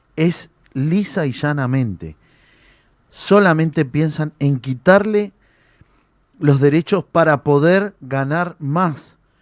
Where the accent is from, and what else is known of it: Argentina